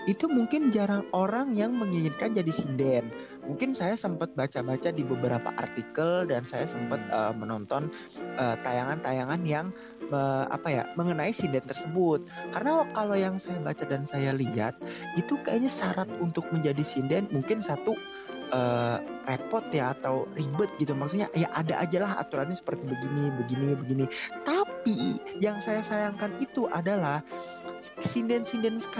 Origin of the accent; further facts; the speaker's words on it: Java, Indonesia; born there; saya lahir di Jawa, saya lahir di Indonesia yang notabene banyak banget kebudayaan yang harus kita jaga